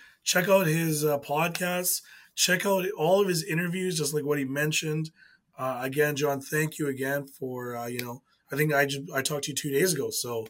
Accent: Winnipeg, Manitoba, Canada; So we're from Winnipeg.

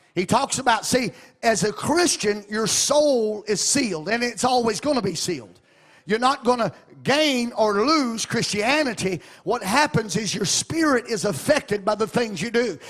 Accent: Arkansas, United States; moved away as an adult; now in Ohio, United States; I come from Arkansas originally before I, Lord transplanted me into Ohio.

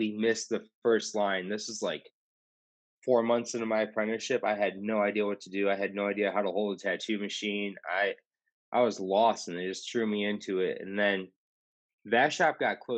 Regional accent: Rockford, Illinois, United States; now in Austin, United States; The shop that I first got my apprenticeship at was called Skin Candy in Rockford, Illinois, and that's my hometown

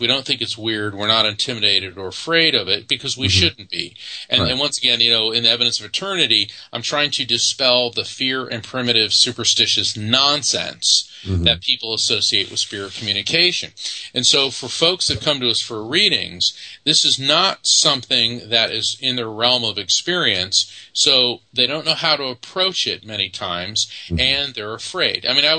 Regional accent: Texas, United States; born there; He goes, that makes no sense, except I was born in Texas.

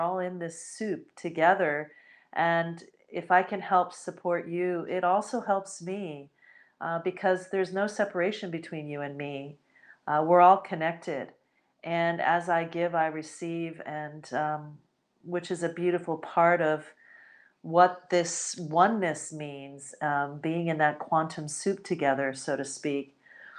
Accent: United States; born there; I myself, I'm Puerto Rican and Spanish, but I was born in the United States of America. So while I am definitely American

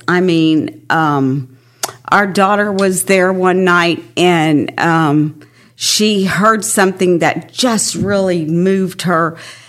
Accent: San Antonio, Texas, United States; I was a military brat and ended up really in San Antonio and grew up the rest of my life there.

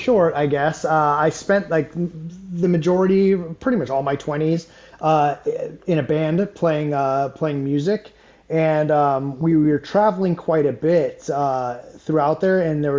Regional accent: Southern California, United States; moved away as an adult; now in Savannah, United States; So I was born and raised in Southern California, and I am now based out of Savannah, Georgia.

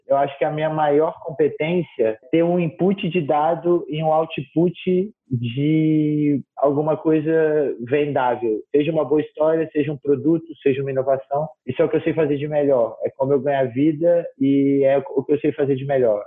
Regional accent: Brasília, Federal District, Brazil; also born or lived in Rio de Janeiro; sou natural do Rio de Janeiro, moro em Brasília há quase 20 anos, tenho 25 anos, então moro em Brasília quase que a minha vida inteira, eu vim para Brasília com 5 aninhos

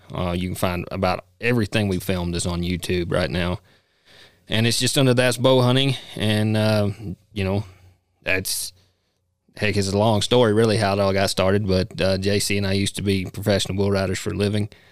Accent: Kentucky, United States; moved away as an adult; now in Casper, United States; I was born and raised in Kentucky, uh, you know, now live in Casper, Wyoming.

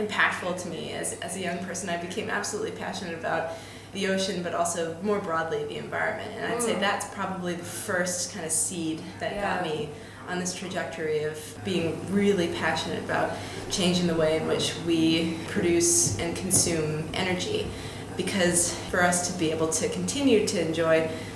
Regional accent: Boston, Massachusetts, United States; moved away as an adult; also born or lived in Phoenix, Arizona / Cape Cod, Massachusetts / Washington, D.C.; now in London, United Kingdom; we migrated east when I was about 4 months old, and I ended up growing up in the Boston area for basically the rest of my childhood.

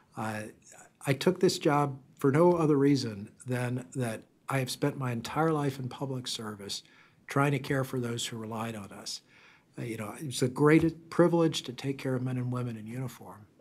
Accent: South Louisiana, United States; moved away; I grew up in South Louisiana

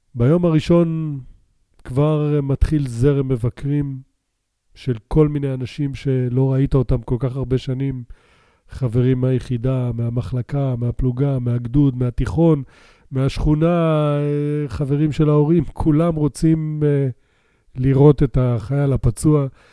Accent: Beersheba, Southern District, Israel; also born or lived in Canada; גדלנו בבאר שבע, אחרי שעלינו לישראל מקנדה, שם נולדתי

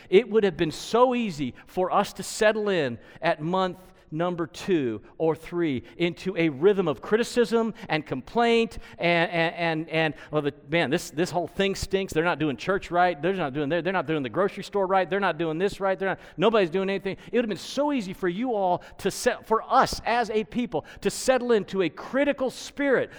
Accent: United States; We are American-made.

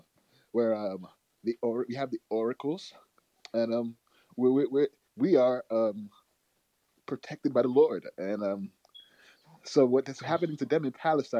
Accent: Nigeria; I'm from Nigeria

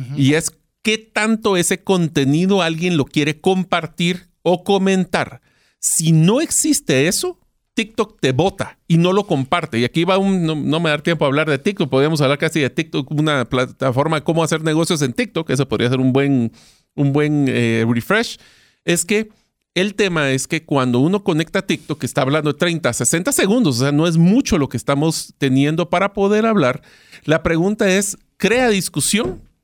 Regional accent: Guatemala; en Guatemala, o sea, mi país de origen

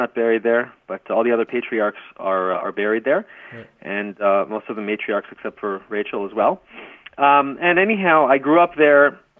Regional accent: Kiryat Arba, West Bank, Palestine; I grew up in Kiryat Arba, which is next to Hebron, Al-Halil, as they say in Arabic.

